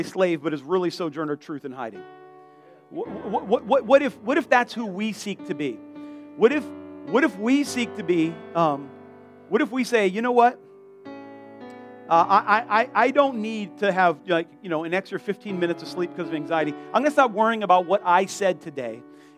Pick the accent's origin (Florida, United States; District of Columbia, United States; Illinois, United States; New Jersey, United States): Florida, United States; South; I'm from South Florida